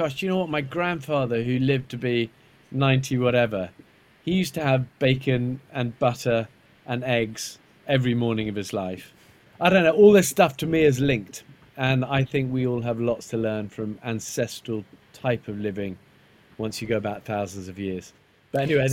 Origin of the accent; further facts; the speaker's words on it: Isle of Wight, South East England, United Kingdom; I was brought up in the Isle of Wight